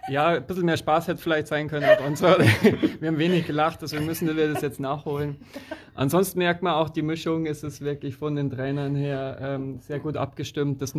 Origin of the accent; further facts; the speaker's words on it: Bavaria, Germany; ich würde mir als äh, Bayer, wie, wenn man es noch nicht gehört hat, doch gerne Berge wünschen.